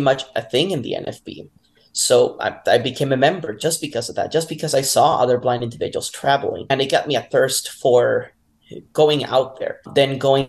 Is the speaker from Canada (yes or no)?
no; Puerto Rico; moved away; also born or lived in Utah; I am originally from Puerto Rico